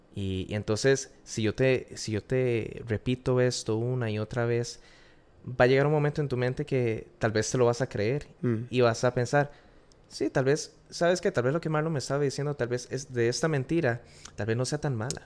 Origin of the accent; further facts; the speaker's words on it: Costa Rica; moved away as an adult; now in Florida, United States; Soy de Costa Rica, nací en, nací en Costa Rica